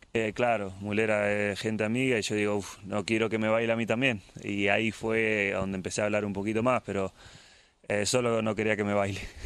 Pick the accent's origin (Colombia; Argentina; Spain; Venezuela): Argentina; now in England; yo como argentino